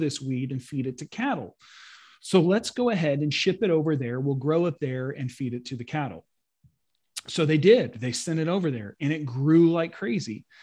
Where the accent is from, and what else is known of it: United States